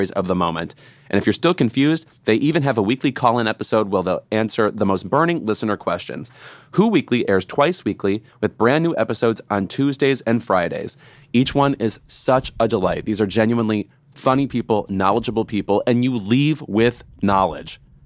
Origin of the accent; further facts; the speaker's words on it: Chicago suburbs, Illinois, United States; I'm from the Chicago suburbs